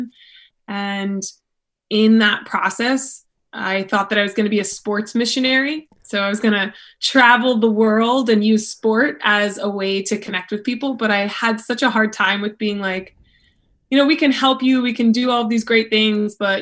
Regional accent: Akron, Ohio, United States; moved away as an adult; also born or lived in Kent, Ohio; now in Old Orchard Beach, United States; I'm originally from like Akron, Ohio

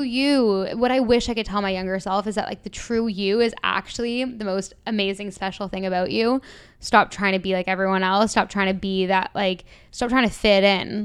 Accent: Toronto, Ontario, Canada; moved away as an adult; also born or lived in London; I'm from Toronto originally. I moved to London when I was eighteen with just the dream of leaving Toronto.

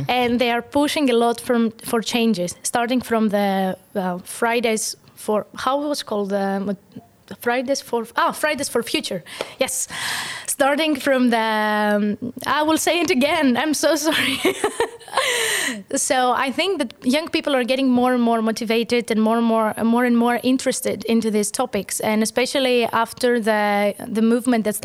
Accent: Greece; now in Estonia; I'm from Greece

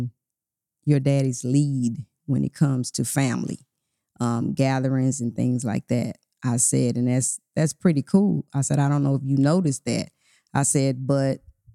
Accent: Port Arthur, Texas, United States; moved away; I'm from Port Arthur, Texas, and we had an aunt, my great aunt

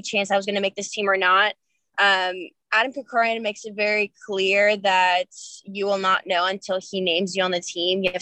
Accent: Greece; moved away as an adult; now in United States; I came in as the foreigner, even though I'm part American. And, but yeah, it was a hard process, but I do not regret it. I'm very, very proud to be a Greek American.

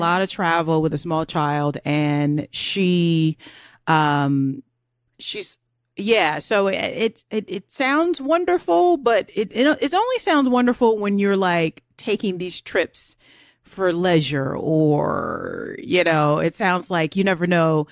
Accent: United States; I'm American.

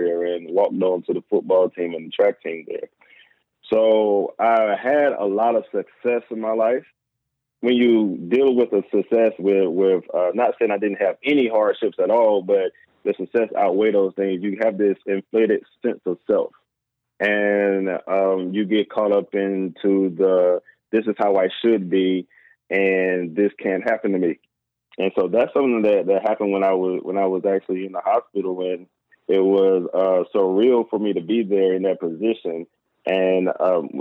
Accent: the South, United States; I grew up in the South

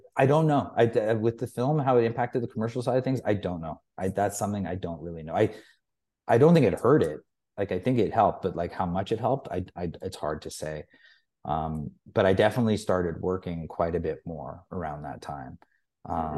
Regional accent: Toronto, Ontario, Canada; moved away as an adult; also born or lived in England / Youngstown, New York; I'd only really lived in Toronto

